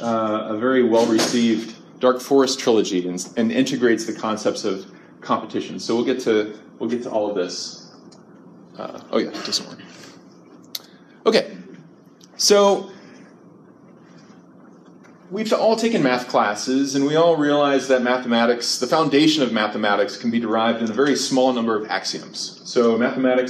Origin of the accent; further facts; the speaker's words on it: Ohio, United States; now in Central California, United States; I grew up in Ohio